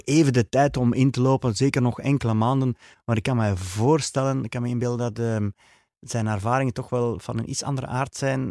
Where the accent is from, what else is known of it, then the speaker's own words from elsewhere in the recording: Flanders, Belgium; also born or lived in Dworp, Beersel, Flemish Brabant; als Vlamingen